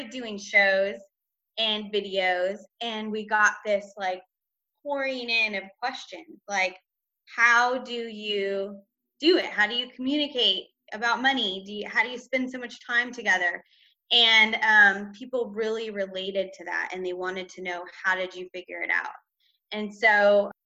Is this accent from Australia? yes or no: no; Northern California, United States; moved away as an adult; also born or lived in Las Vegas; I'm originally from Northern California